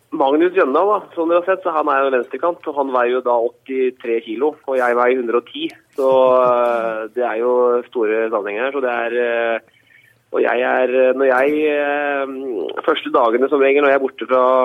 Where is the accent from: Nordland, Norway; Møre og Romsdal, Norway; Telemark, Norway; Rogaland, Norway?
Telemark, Norway; Notodden; moved away; jeg er fra Notodden